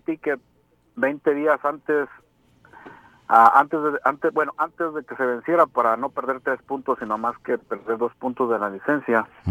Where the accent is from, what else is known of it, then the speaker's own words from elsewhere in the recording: Mexico; now in Colorado, United States; amo mi tierra, pero hay que cambiar como gente en México